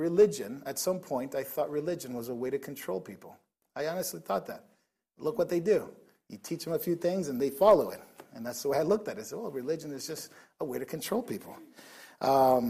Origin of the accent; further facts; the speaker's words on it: Nicaragua; now in United States; I didn't grow up in the States for a while. I grew up in Nicaragua.